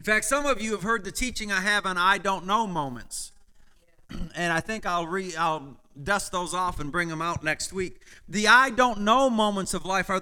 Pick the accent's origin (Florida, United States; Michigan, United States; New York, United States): Michigan, United States; as a child, I understood, because I grew up in Michigan with farms all around me